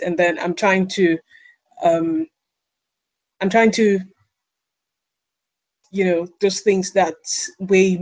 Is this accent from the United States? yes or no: no; Nigeria; growing up in Nigeria, sometime in the 80s